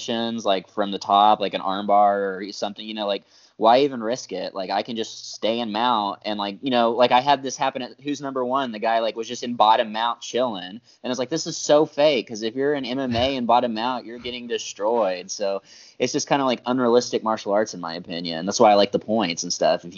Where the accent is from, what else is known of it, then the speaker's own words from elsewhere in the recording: Oklahoma, United States; being here in my hometown